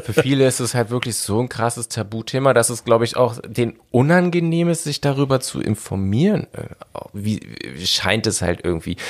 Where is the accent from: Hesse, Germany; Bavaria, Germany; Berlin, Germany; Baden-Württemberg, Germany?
Berlin, Germany; Ich bin halt ein Großstadtkind. Ich bin in Berlin groß geworden